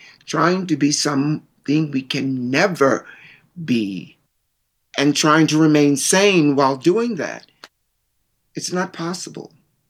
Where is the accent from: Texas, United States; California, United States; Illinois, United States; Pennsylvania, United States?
Illinois, United States; Chicago; now in New York, United States; Because when I came in from Chicago, I was real. But New York wasn't.